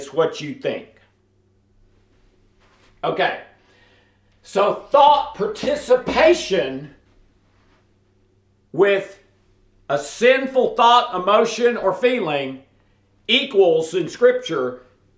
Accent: the South, United States; I'm from the South

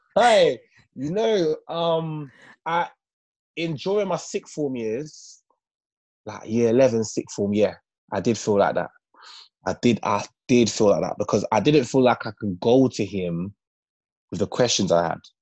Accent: London, United Kingdom; growing up in Northwest London, when I was in, I used to live in a place called Kilburn in Northwest London

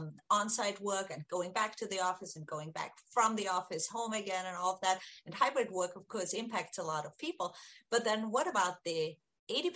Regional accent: Austria; moved away; I'm from Austria originally

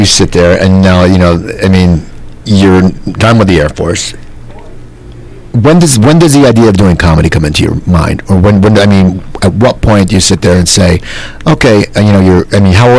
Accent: near Philadelphia, Pennsylvania, United States; I grew up near Philadelphia, so there was a scene.

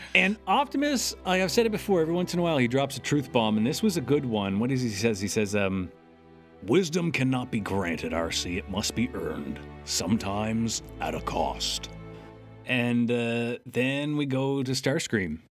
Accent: Canada; I'm Canadian.

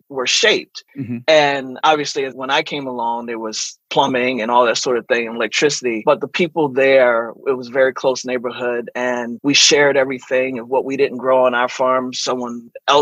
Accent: Eastern Shore of Maryland, United States; moved away; also born or lived in Washington, D.C. / New York; growing up on the Eastern Shore of Maryland was such an interesting life.

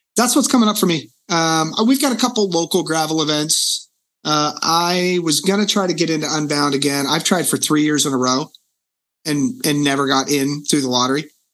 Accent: Reading, Pennsylvania, United States; moved away; the city I grew up in in Reading

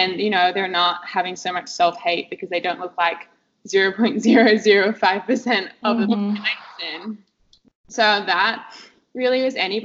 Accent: Perth, Western Australia, Australia; I grew up in Perth, Western Australia

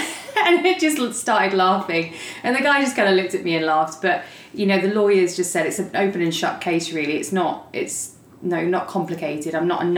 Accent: Leicester, East Midlands, United Kingdom; moved away as an adult; also born or lived in London; now in Dallas, United States; I am originally from England. I was born in Leicester, which is in the East Midlands, and then I spent about 6 years in London before I moved to Dallas, Texas.

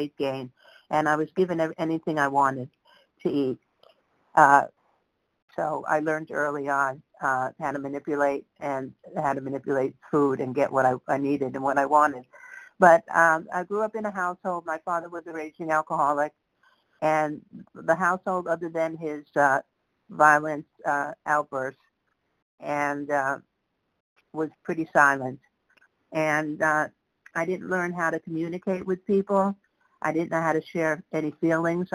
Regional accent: New York City, New York, United States; I grew up in the Bronx

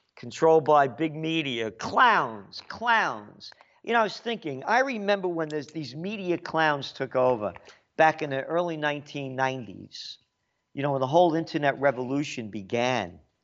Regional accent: United States; I'm an American

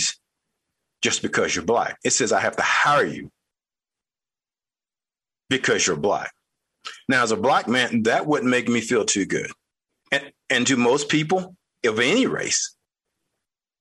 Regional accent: North Carolina, United States; I grew up in North Carolina.

